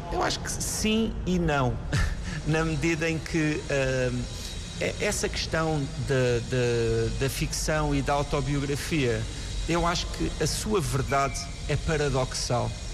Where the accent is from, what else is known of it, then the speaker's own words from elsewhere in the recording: Galveias, Alentejo, Portugal; da aldeia onde eu nasci, que se chama Galveias